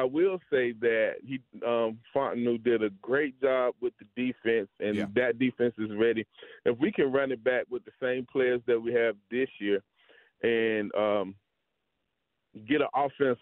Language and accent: English; Atlanta, Georgia, United States; I'm from Atlanta